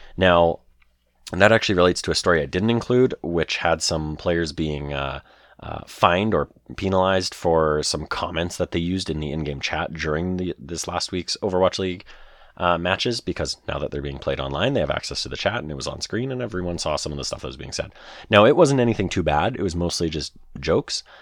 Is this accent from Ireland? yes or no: no; Canada; I'm Canadian